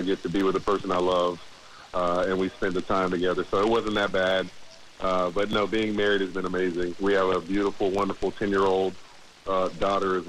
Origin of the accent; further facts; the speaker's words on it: Jacksonville, Florida, United States; I've been born and raised in Jacksonville